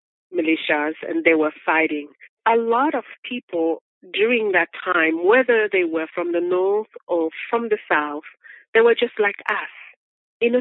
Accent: Republic of the Congo; moved away as an adult; now in United States; I am from the Republic of Congo that was colonized by French

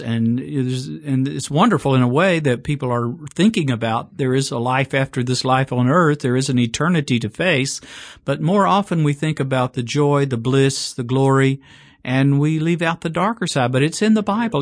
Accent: Chattanooga, Tennessee, United States; now in Birmingham, United States; my hometown, Chattanooga, Tennessee

